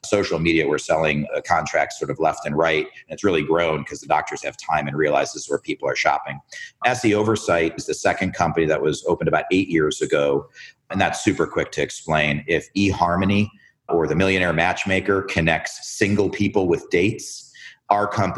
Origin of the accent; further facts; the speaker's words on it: Chicago, Illinois, United States; moved away; also born or lived in Philadelphia / Miami; I was born in Chicago, Illinois